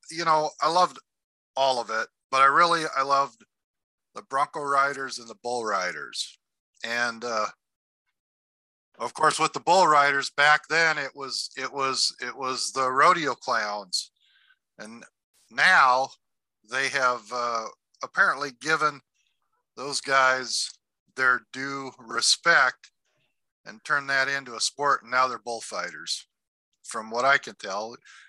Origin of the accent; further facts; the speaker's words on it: North Dakota, United States; I grew up in North Dakota